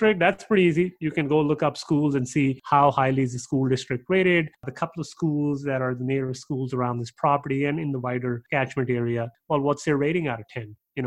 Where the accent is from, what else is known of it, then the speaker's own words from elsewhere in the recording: Pakistan; also born or lived in Canada; now in Texas, United States; I'm from Pakistan, but I went to school in Canada.